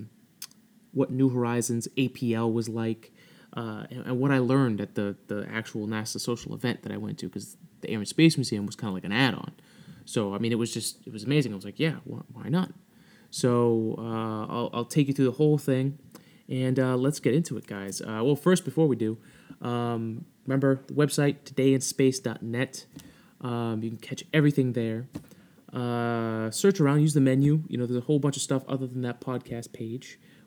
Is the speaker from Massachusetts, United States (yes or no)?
yes; Massachusetts, United States; I am from Massachusetts.